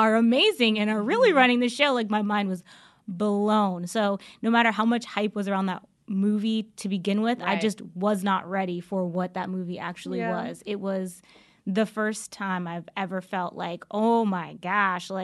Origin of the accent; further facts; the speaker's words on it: East Coast, United States; moved away as an adult; I've been out here for about 11 years, and I'm from the East Coast originally